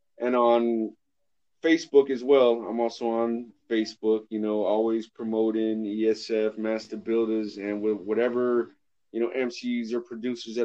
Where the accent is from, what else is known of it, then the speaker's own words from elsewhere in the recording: California, United States; I grew up in California.